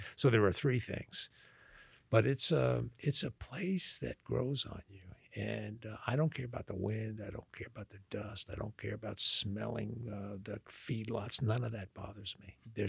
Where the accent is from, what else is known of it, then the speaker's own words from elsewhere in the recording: Long Island, New York, United States; accent: Long Island; moved away as an adult; also born or lived in Louisiana; now in Texas, United States; when I tell people I haven't been there since 1970, except to visit, they're shocked by that because I still sound like I'm from Long Island